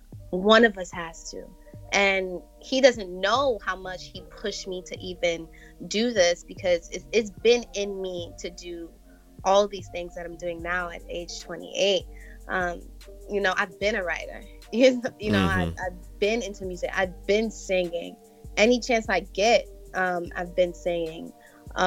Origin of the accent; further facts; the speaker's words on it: New York, United States; Yes, I was.